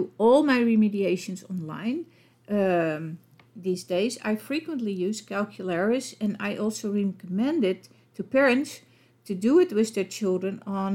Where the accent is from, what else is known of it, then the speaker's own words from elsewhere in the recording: Netherlands; accent: Dutch; English is a second language; with my Dutch accent